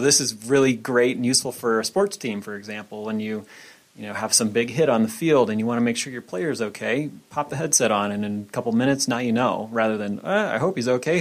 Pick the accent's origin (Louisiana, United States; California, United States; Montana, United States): Montana, United States; Bitterroot Valley; I'm actually from Montana. Yeah, I, I grew up in the Bitterroot Valley